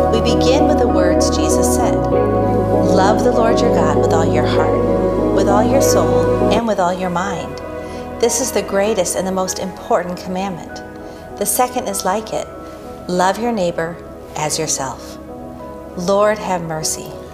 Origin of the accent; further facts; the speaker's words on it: Wisconsin, United States; I grew up in Wisconsin